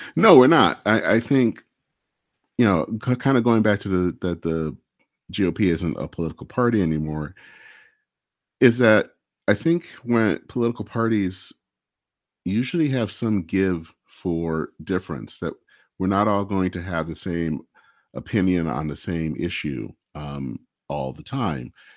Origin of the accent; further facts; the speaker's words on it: Michigan, United States; I hail from Michigan